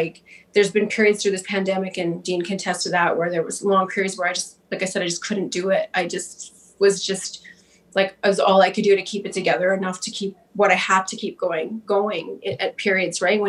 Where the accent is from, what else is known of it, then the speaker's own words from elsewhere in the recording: Winnipeg, Manitoba, Canada; I'm from Winnipeg